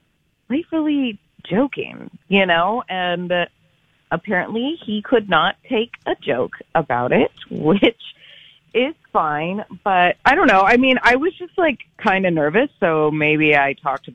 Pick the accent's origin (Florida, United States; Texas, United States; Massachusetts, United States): Massachusetts, United States; Boston; I'm from Boston. It's important to me.